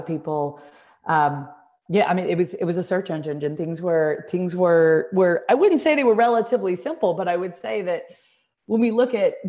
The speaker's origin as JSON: {"language": "English", "town": "Deerfield", "region": "Illinois", "country": "United States", "tie": "born or raised there", "moved": "yes", "said": "I grew up in Deerfield"}